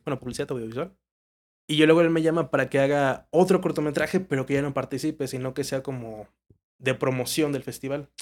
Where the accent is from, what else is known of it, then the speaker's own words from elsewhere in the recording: Villahermosa, Tabasco, Mexico; moved away as an adult; now in Mexico City, Mexico; me jalé a Tabasco toda la vida hasta la uni